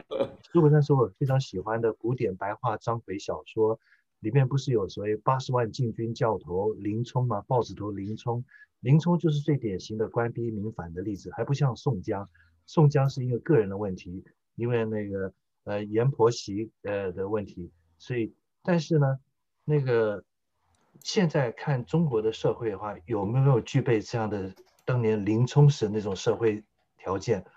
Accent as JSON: {"language": "Chinese", "country": "Taiwan", "tie": "born or raised there", "said": "台湾是我心灵的故乡，是养我的故乡"}